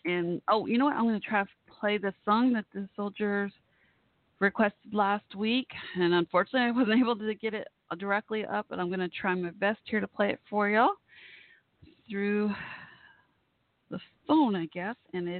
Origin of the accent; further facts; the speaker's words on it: Dallas, Texas, United States; also born or lived in Fort Worth, Texas; Dallas-Fort Worth, I'm on the Fort Worth side. It's where I live. I grew up on the Dallas side